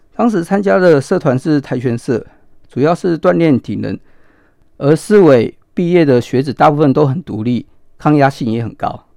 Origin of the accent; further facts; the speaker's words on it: Hualien, Hualien County, Taiwan; 我是土生土长的花莲人